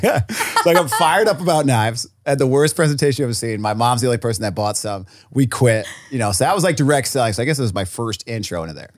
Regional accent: Rhode Island, United States; moved away; I was from Rhode Island

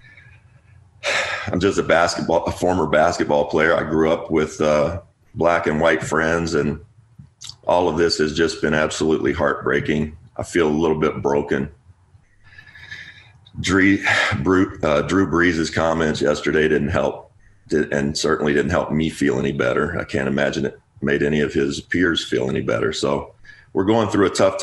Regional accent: Kentucky, United States; I grew up in Kentucky.

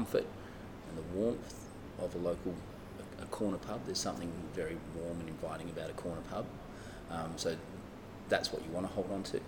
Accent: Kwinana, Western Australia, Australia; also born or lived in London; now in Fremantle, Australia; I grew up in Kwinana

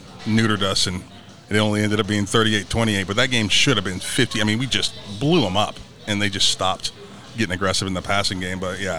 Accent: Ohio, United States; I'm from Ohio

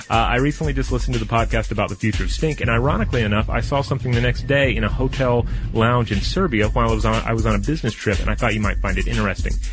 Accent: Chicago, Illinois, United States; about as far from my home as possible since uh, I'm from Chicago.

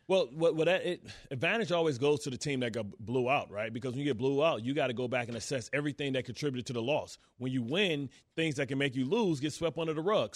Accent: Detroit, Michigan, United States; I'm from Detroit

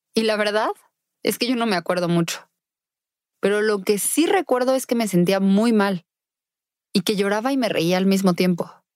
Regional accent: Querétaro, Mexico; Nací en Querétaro, México, en 1989

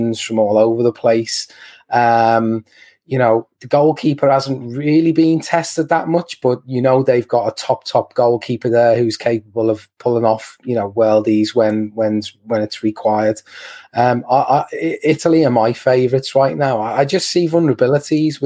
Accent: England, United Kingdom; as an Englishman

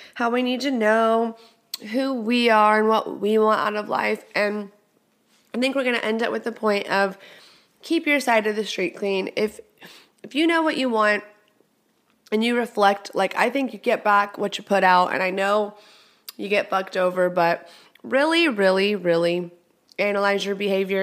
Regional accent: Texas, United States; moved away; I'm from Texas. I'm Texas is in my heart

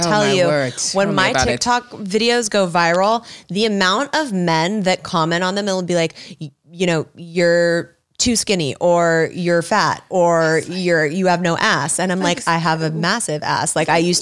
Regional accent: Los Angeles, California, United States; growing up in Hollywood and being in Los Angeles

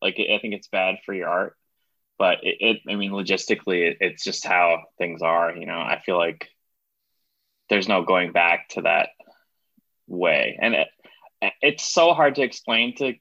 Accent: Baldwin, New York, United States; I grew up in Baldwin

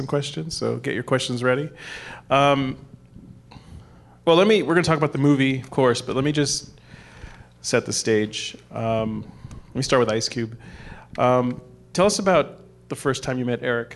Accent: Southern California, United States; I grew up in Southern California

